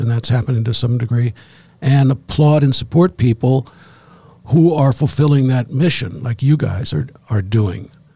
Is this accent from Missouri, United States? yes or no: yes; St. Louis, Missouri, United States; now in Jacksonport, United States; I grew up in St. Louis